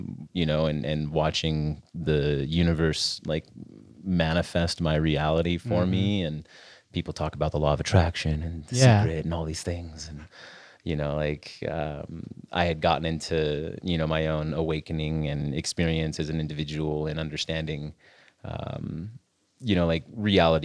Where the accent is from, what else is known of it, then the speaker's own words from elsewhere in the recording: just outside of Salt Lake City, Utah, United States; I grew up here in Utah, just outside of Salt Lake City.